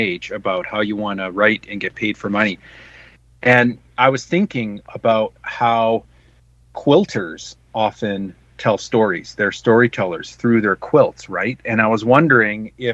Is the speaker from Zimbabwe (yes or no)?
no; Canada; where I grew up in Canada.